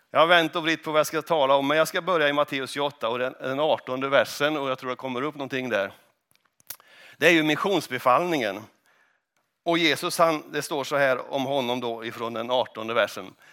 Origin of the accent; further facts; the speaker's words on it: Stensele, Västerbotten County, Sweden; kommer från Stensele. Är det någon som vet var Stensele ligger? Ja, det vet ni.